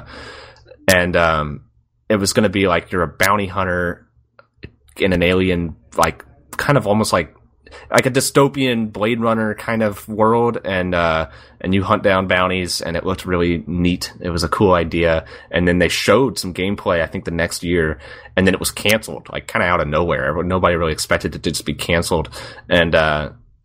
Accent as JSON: {"language": "English", "town": "Birmingham", "region": "Alabama", "country": "United States", "tie": "born or raised there", "said": "my hometown, Birmingham."}